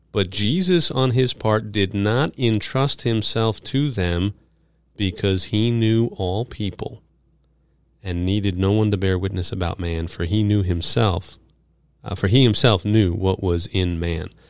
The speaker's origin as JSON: {"language": "English", "town": "New York City", "region": "New York", "country": "United States", "tie": "born or raised there", "said": "I grew up in New York"}